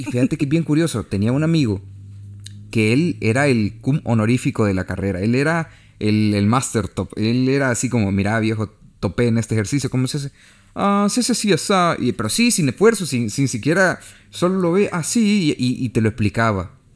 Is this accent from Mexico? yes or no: no; El Salvador; uno como salvadoreño, uno como centroamericano